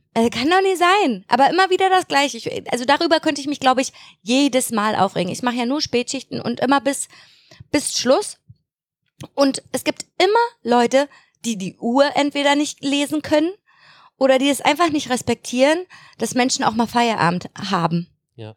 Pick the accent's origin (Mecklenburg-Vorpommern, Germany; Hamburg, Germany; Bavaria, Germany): Mecklenburg-Vorpommern, Germany; bei uns in Mecklenburg.